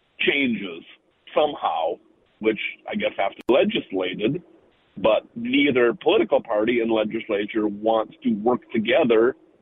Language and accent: English; Minnesota, United States; We're from Minnesota